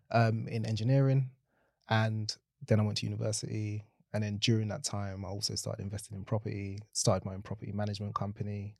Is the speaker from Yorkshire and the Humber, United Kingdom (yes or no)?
no; London, United Kingdom; born and raised in South London